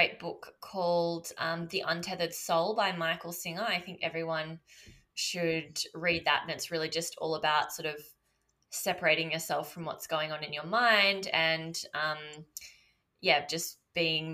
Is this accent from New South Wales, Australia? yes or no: yes; Byron Shire, New South Wales, Australia; I grew up in Byron Shire